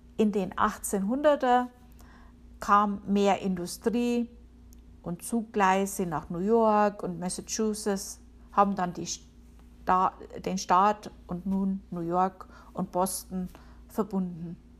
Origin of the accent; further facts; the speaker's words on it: Upper Palatinate, Bavaria, Germany; moved away as an adult; now in Connecticut, United States; Ich komme aus Bayern, der Oberpfalz.